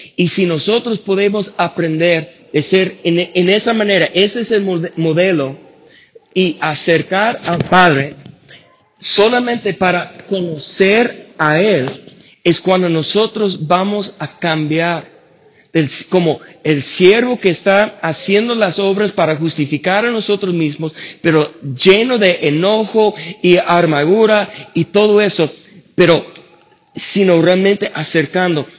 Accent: United States; Spanish is a second language; moved away; soy gringo, no puedo pronunciarlo bien

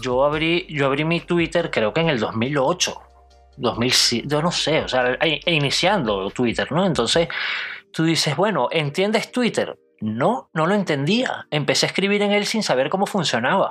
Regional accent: Venezuela; born or raised there

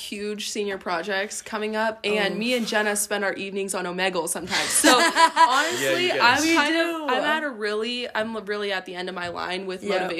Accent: Nebraska, United States; we were just like, Nebraska

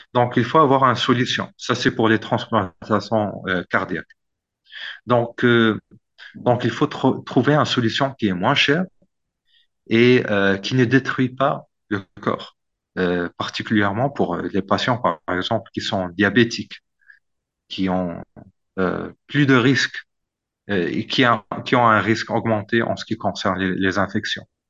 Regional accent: Morocco; also born or lived in Oxford, United Kingdom / Boston, United States / Turkey; en tant que Marocain

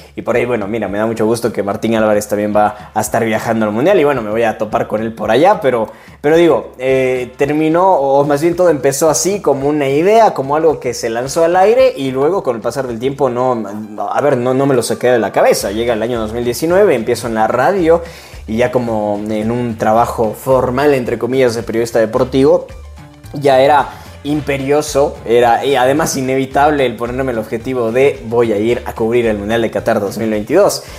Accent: Cuenca, Azuay, Ecuador; soy de Cuenca, Ecuador

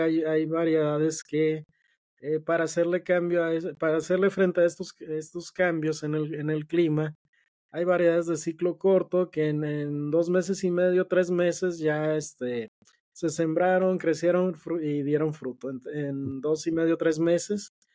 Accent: Mexico; nosotros como, como mexicanos, nuestra base de, la base de nosotros como mexicanos

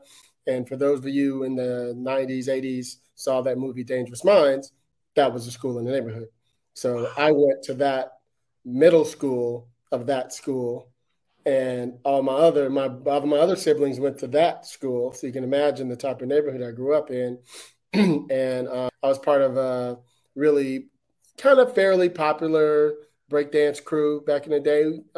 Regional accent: Detroit, Michigan, United States; also born or lived in Brooklyn; so I grew up in Detroit. I was born in Detroit, and then we moved to Brooklyn when I was two, and then we were there till I was about seven.

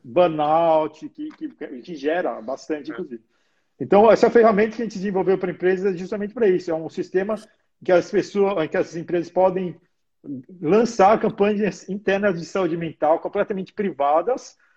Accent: Brazil; now in Australia; como sou brasileiro

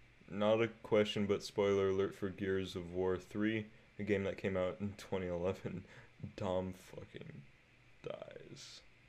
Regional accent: United States; I'm American.

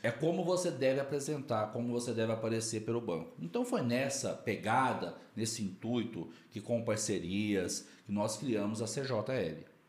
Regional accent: Quartel Geral, Minas Gerais, Brazil; moved away as an adult; now in Brasília, Brazil; Eu sou de Quartel Geral, Minas Gerais.

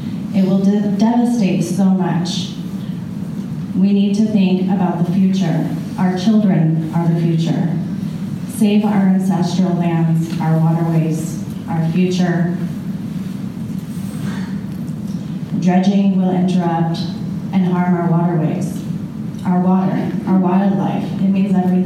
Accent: Canyonville, Oregon, United States; I grew up here in Canyonville, where I stand right at this moment

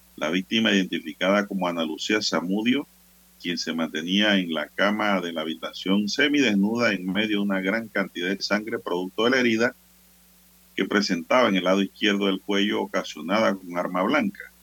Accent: San Miguelito, Panama; yo soy de San Miguelito

